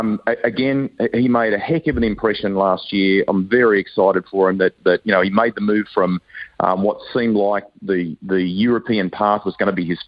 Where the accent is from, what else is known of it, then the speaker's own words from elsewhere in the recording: Australia; now in Hawke's Bay, New Zealand; I'm an Aussie